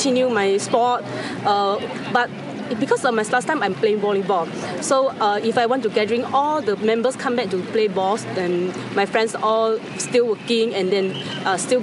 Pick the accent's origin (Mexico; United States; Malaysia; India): Malaysia; Penang; I'm from Penang, Malaysia.